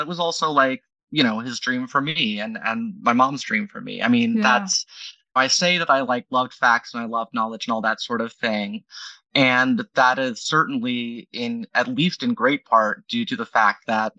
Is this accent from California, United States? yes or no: no; Dayton, Ohio, United States; moved away; Well, I'm from Dayton.